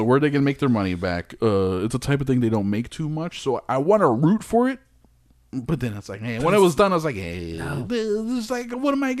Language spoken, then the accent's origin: English; United States; Am I British? No, I'm not British. I wish I was sometimes, but I'm not. I'm an American